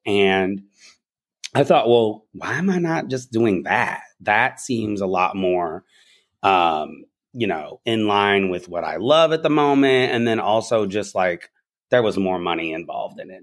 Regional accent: the South, United States; I'm also from the South, so my little nothing, my slang is probably from there

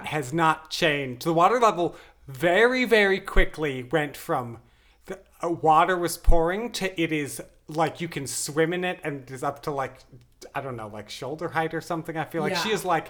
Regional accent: Wisconsin, United States; I grew up in Wisconsin, we would get tornadoes sometimes

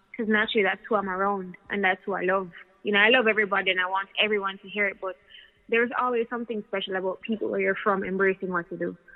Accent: United States; now in Jamaica; I grew up in the States for a very long time and I, would, I was in Jamaica all the time, but to really move back and like be in the culture

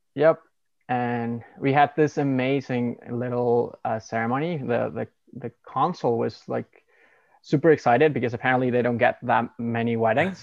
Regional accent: Mexico; now in Canada; I'm from Mexico and we live in Canada currently

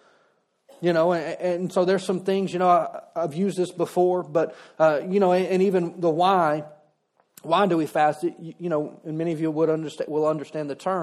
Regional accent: Louisiana, United States; I'm from Louisiana

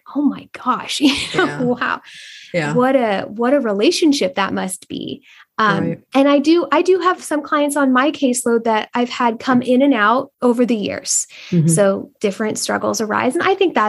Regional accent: Northern California, United States; moved away; I'm originally from Northern California where there's big, beautiful oaks

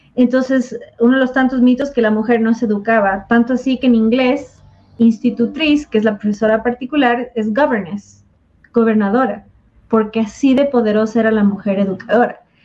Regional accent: southern Ecuador, Ecuador; los cañaris del sur de Ecuador

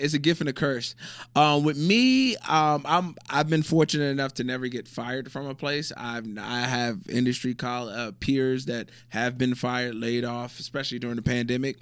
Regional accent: Virginia, United States; moved away as an adult; also born or lived in North Carolina / Illinois / Utah / Malaysia; now in Abu Dhabi, United Arab Emirates; originally from Virginia

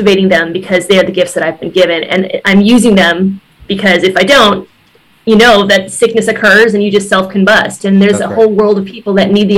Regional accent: Wisconsin, United States; moved away as an adult; also born or lived in San Francisco, California / Beverly Hills, California; I recently relocated back to my home state of Wisconsin

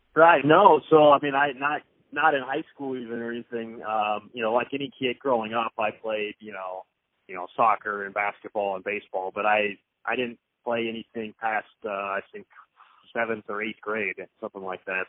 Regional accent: Kansas City, Missouri, United States; moved away as an adult; also born or lived in Lawrence, Kansas; now in Boise, United States; I'm from Kansas City, grew up in Kansas City, and up until moving out here to Boise, I mean, that's where I've lived my entire life prior

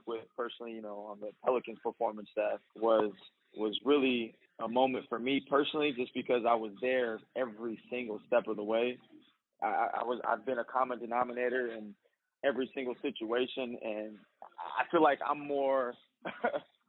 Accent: Bay Area, California, United States; I was born in the Bay Area, so I got a little Bay Area swag to me

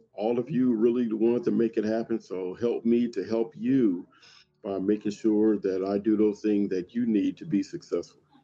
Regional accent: Compton, California, United States; growing up in Compton

